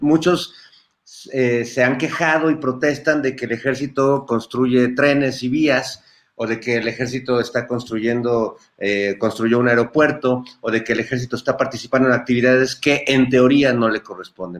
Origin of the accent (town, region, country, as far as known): Mexico